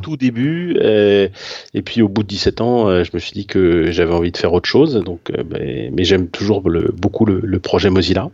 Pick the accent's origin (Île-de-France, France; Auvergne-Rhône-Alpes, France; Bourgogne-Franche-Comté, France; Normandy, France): Île-de-France, France; Paris; je suis parisien